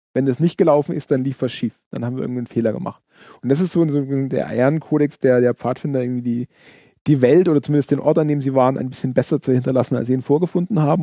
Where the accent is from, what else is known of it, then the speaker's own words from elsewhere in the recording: Allgäu, Bavaria, Germany; wir kommen aus dem Allgäu